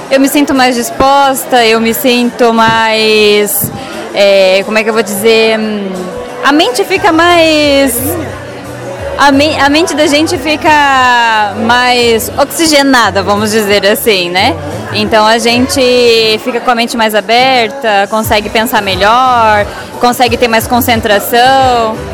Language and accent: Portuguese; Guaramirim, Santa Catarina, Brazil; É, eu sou de Guaramirim, né? Ela, eu sou de Guaramirim, exatamente.